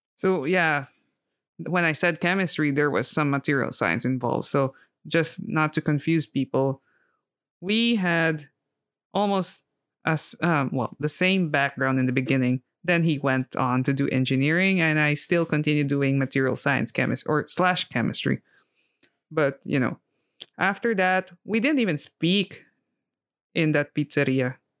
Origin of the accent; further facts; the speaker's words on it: Philippines; moved away as an adult; also born or lived in France / Poland; now in Italy; growing up in the Philippines, I had a lot of exposure with different languages